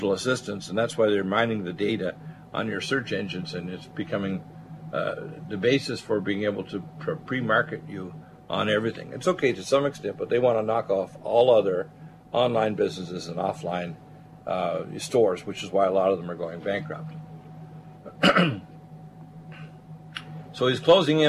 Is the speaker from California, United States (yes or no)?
no; Detroit, Michigan, United States; I was born in Detroit. It was the center of the highest wages in the country back in 1952 when I was born